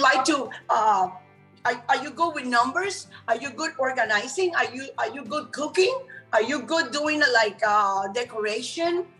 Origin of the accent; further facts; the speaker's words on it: Puerto Rico; moved away as an adult; also born or lived in Cuba; now in Miami, United States; I came to United States because I was raised in Puerto Rico